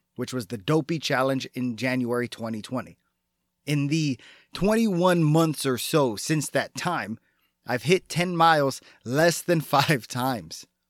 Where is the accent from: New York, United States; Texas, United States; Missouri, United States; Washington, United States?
Texas, United States; my being a Texan